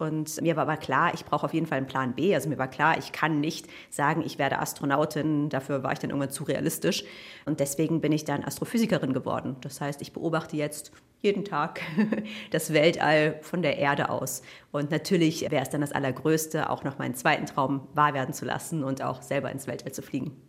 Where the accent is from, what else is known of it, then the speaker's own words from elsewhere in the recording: Cologne, North Rhine-Westphalia, Germany; ich komme aus Köln